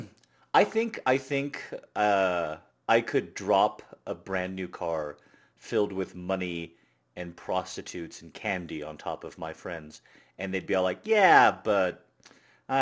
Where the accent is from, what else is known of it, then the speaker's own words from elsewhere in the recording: United States; I'm an American